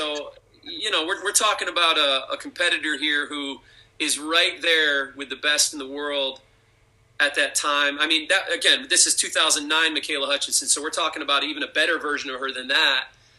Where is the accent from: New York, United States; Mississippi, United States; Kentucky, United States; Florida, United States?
New York, United States; I'm from New York.